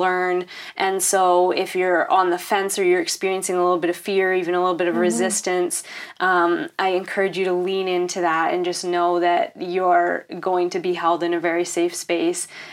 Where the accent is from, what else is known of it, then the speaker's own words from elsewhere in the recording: Canada; Am I being Canadian?